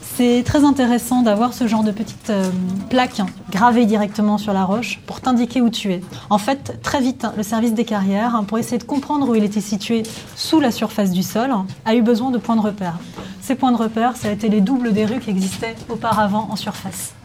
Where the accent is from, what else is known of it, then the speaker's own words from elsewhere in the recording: Colombia; French is a second language; j'ai 17 ans, je viens de Colombie